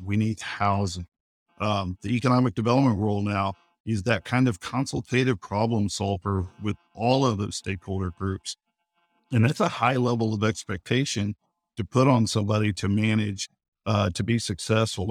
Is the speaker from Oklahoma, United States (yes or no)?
yes; Oklahoma City, Oklahoma, United States; I'm from Oklahoma City